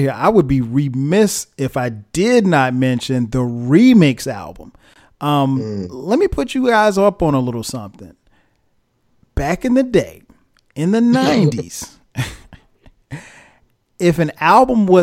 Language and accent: English; Florence, South Carolina, United States; moved away; Ray's Record Shop in Florence, South Carolina, my hometown